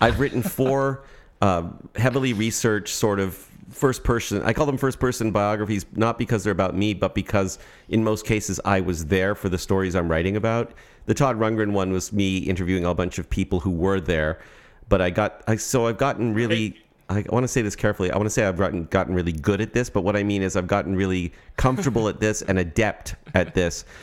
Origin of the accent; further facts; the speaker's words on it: Toronto, Ontario, Canada; now in Berkeley, United States; I'm, I'm from Toronto